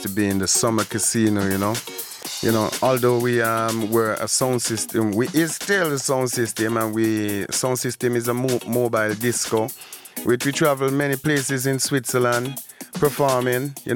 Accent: Antigua & Barbuda; moved away; I'm originally from Antigua and Barbuda

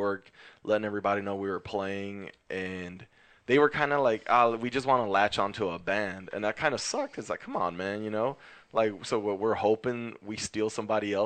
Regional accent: Maywood, California, United States; Maywood, man. We're all from

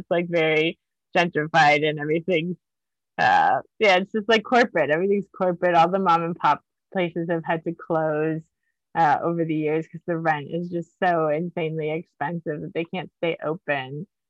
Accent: Miami, Florida, United States; moved away; also born or lived in New York; I'm from Miami originally.

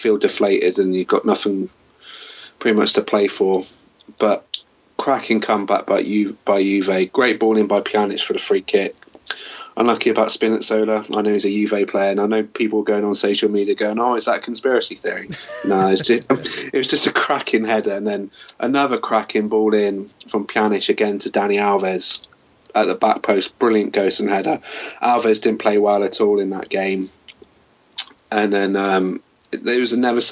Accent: England, United Kingdom; born or raised there

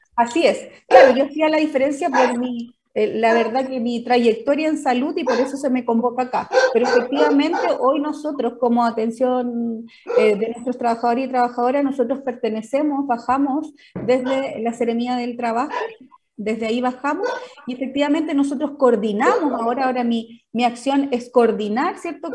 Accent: San Fernando, O'Higgins, Chile; now in Placilla, Chile; yo soy de San Fernando, oriunda de San Fernando, actualmente yo vivo en Placilla, una localidad rural de la sexta región

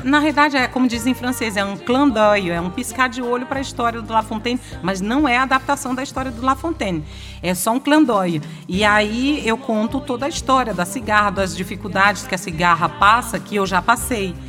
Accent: Lago da Pedra, Maranhão, Brazil; also born or lived in São Luís; Eu, eu saí de Lago da Pedra, vim para São Luís, eu tinha 14 anos

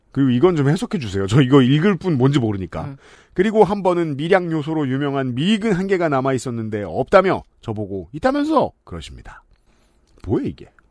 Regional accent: Seoul, South Korea; 저는 네. 전형적인 서울촌놈이라

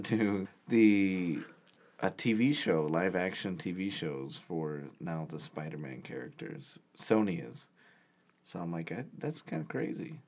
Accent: Indiana, United States; we're, we're from Indiana

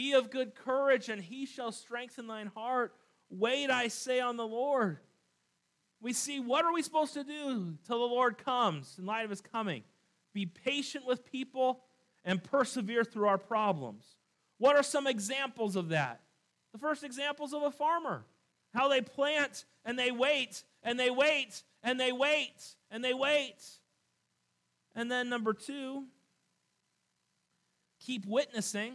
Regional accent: California, United States; I grew up here in California

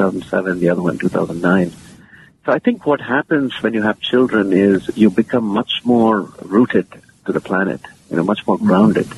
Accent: India; moved away as an adult; also born or lived in United States / London, United Kingdom; born and raised in India, and now I'm back there.

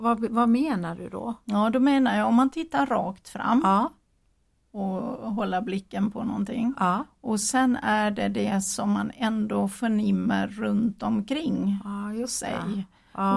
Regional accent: Gotland, Sweden; accent: Gotland dialect; moved away as an adult; now in Jönköping, Sweden; jag kommer från Gotland men det är eh, snart 40 år sedan jag bodde där men det är ju en förklaring till varför jag pratar så konstigt eller har så konstig dialekt

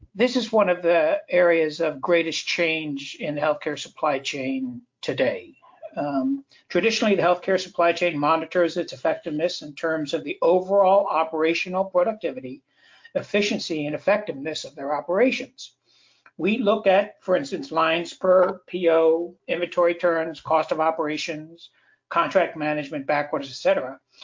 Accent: Southeast, United States; I come from the Southeast, where every year we have to prepare for hurricane season

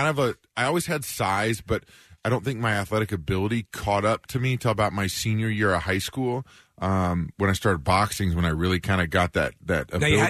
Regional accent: Kansas City, United States; I'm from Kansas City

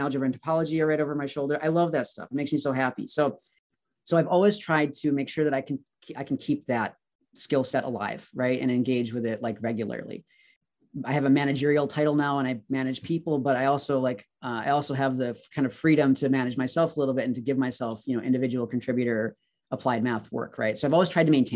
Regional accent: Wisconsin, United States; moved away as an adult; also born or lived in Virginia; I wanted to move back to Wisconsin. I was from Wisconsin. My parents still live in Milwaukee.

